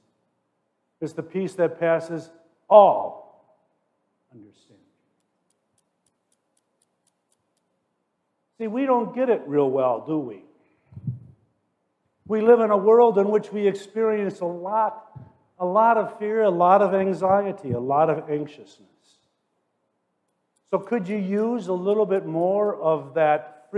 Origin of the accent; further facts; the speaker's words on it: Forest Park, Illinois, United States; I grew up in Forest Park, Illinois, suburban Chicago